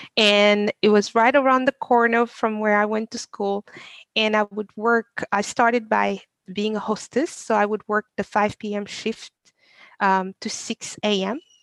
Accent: Senegal; moved away as an adult; now in United States; I was born and raised in Senegal. I come to I came to the US when I was um, 19

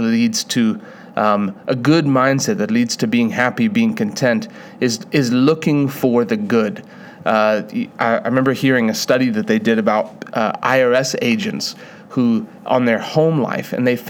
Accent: South Africa; I was born in South Africa.

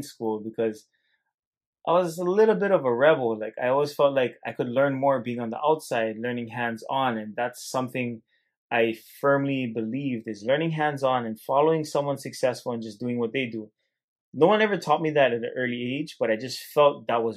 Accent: Hilo, Hawaii, United States; accent: Hawaiian Pidgin; being born and raised in Hilo, Hawaii, very strong pigeon

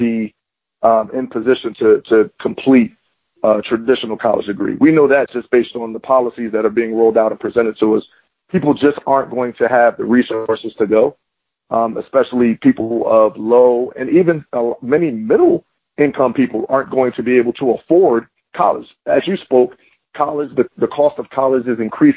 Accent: Philadelphia, Pennsylvania, United States; moved away as an adult; also born or lived in Florida; I'm from Philadelphia, I went to school in Florida

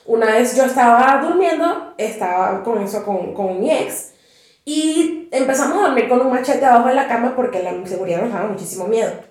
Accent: Candelaria, Colima, Mexico; Pero también es como de donde yo soy, en la Candelaria era primero un terreno completamente baldío, donde llegó un buen de gente y dijeron, vamos a urbanizarlo.

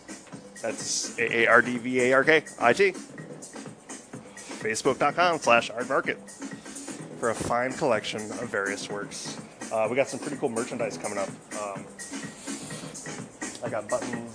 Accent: Detroit, Michigan, United States; I'm originally from Detroit

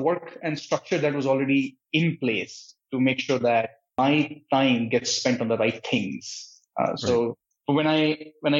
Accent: New Delhi, Delhi, India; moved away as an adult; also born or lived in Patiala, India / Santa Cruz, California; now in United States; I was born and brought up in India, in New Delhi

